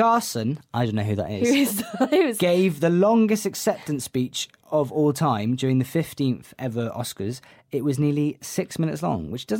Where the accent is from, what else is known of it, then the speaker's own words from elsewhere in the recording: Wales, United Kingdom; I'm Welsh.